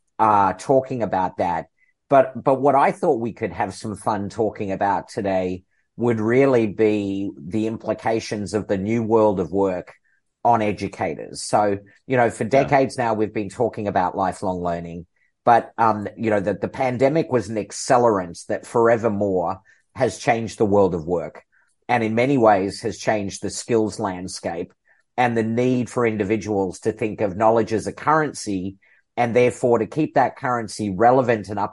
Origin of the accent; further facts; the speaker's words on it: Melbourne, Victoria, Australia; moved away; also born or lived in Seattle / United Kingdom; after 30 years away from my hometown here in Melbourne, Australia, I got to come back